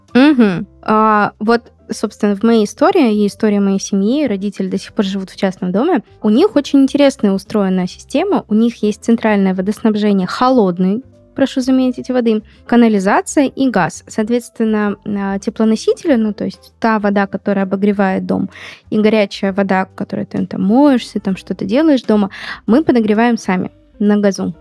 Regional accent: Magnitogorsk, Chelyabinsk Oblast, Russia; в Магнитогорске, откуда я родом

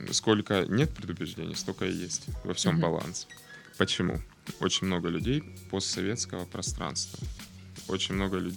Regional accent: Krasnodar, Krasnodar Krai, Russia; Отсюда, Краснодар.

